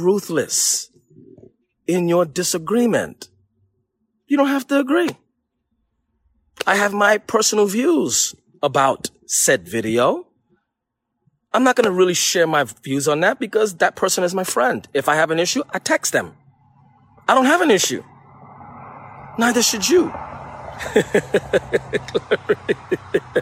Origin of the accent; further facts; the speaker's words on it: New York City, New York, United States; I'm from New York